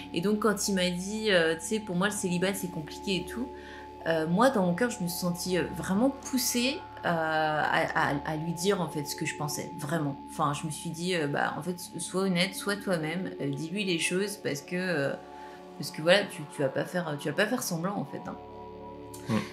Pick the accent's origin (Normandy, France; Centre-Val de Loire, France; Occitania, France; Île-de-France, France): Normandy, France; je suis normande